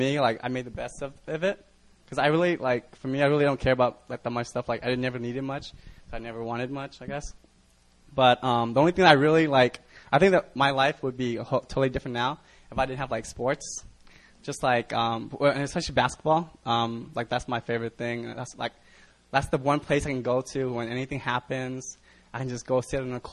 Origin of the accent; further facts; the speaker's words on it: United States; also born or lived in Vietnam; I'm Vietnamese, so I come from the Vietnam. So I immigrated over here when I was like 3 years old to America with nothing